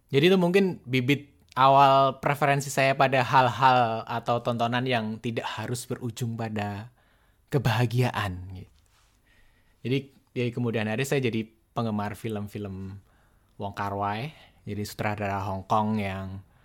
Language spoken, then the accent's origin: Indonesian; Boyolali, Central Java, Indonesia; saya ini orang kampung, wong deso. Waktu itu saya tinggal di desa, tepatnya di desa Dibal, kecamatan Ngemplak, Kabupaten Boyolali